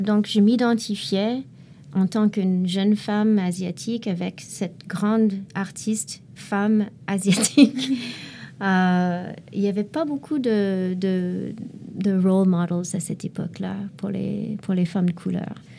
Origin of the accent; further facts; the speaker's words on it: Montreal, Quebec, Canada; en tant que Montréalais, Canadien aussi